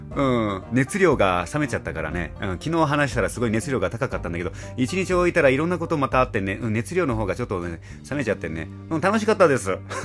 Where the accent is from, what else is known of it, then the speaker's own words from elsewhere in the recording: Nago, Okinawa, Japan; 名護市、私の地元であります名護市